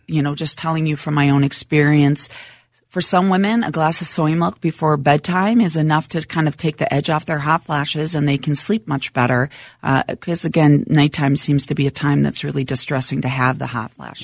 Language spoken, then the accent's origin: English; Minnesota, United States; Minnesota, born and raised, uh, grew up he, right here in town.